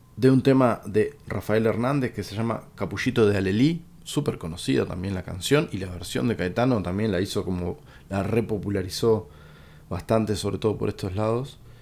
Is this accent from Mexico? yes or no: no; Uruguay; como uruguayo